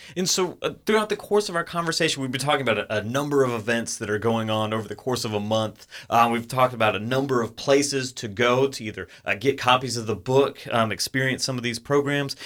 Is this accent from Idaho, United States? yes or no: no; Atlanta, Georgia, United States; I grew up in the Atlanta area.